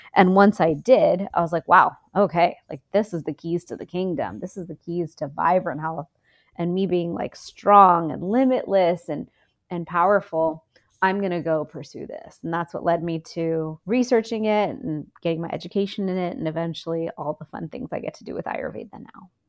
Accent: Houston, Texas, United States; also born or lived in India; So, I'm from Houston, Texas. I grew up kind of living in two worlds, India and Texas

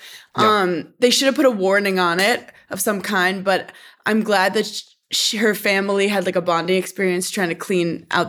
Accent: New York City, New York, United States; As a New Yorker

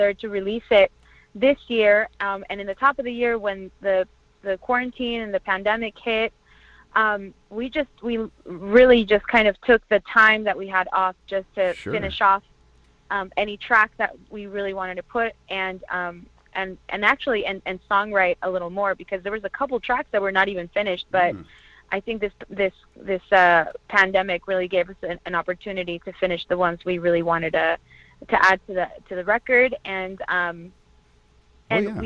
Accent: Orange County, California, United States; also born or lived in Toluca, Mexico / East Los Angeles, California; I was raised in California in Orange County

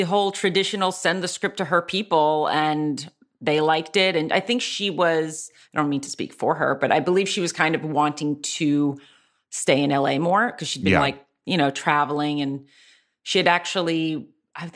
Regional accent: Anzio, Lazio, Italy; born there; I was born in Anzio, which is outside of Rome, well known for where many American soldiers died in World War II.

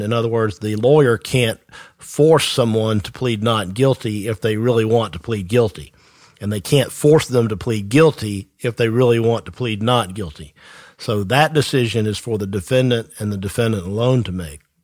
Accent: Tifton, Georgia, United States; I am from Tifton myself, the South Georgia area

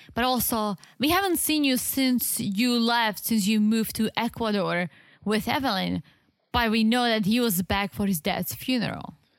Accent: South Moravian Region, Czechia; English is a second language; moved away; I'm from the Southeast, which is literally on the border with Slovakia and Austria

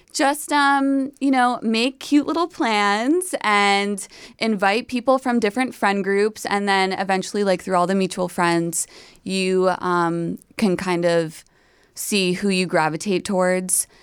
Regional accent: New York, United States; I'm from New York

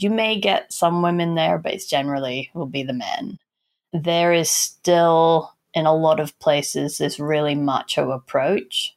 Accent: Aberdeen, Scotland, United Kingdom; I was born in Aberdeen, and Aberdeen was very oil and gas focused.

